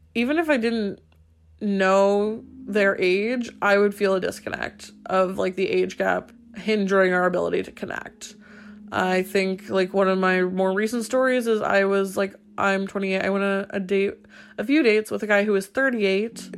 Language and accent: English; United States; moved away as an adult; now in Paris, France; as an American in Paris